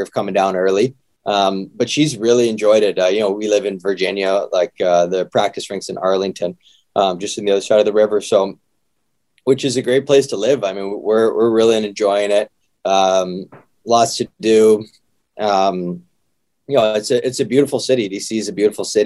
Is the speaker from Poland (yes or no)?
no; Canada; being a Canadian